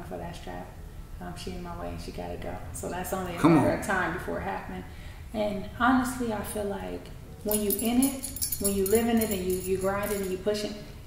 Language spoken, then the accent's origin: English; San Francisco, California, United States; I'm from San Francisco. I'm from Hunters Point. And I grew up in a city where it's eat or be eaten